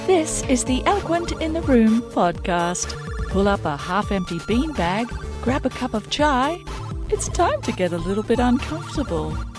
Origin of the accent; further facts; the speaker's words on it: Australia; I'm Australian